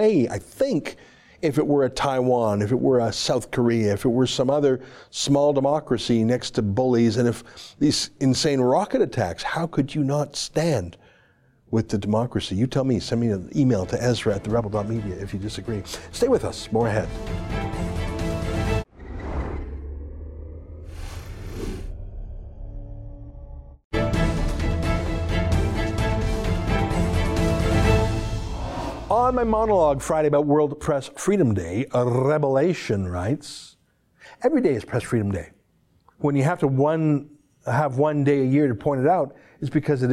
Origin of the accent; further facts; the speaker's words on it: Canada; as a Canadian